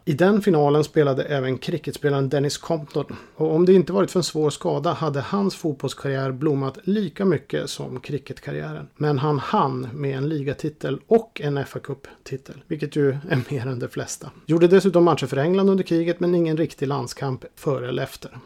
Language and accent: Swedish; Boden, Norrbotten County, Sweden; hemma i Boden